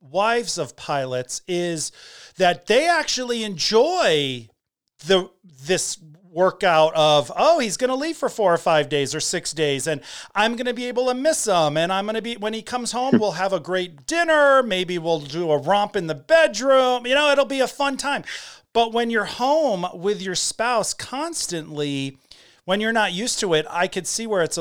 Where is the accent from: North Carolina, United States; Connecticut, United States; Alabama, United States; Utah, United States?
Connecticut, United States; I'm from Connecticut. We don't talk like that. But apparently we do.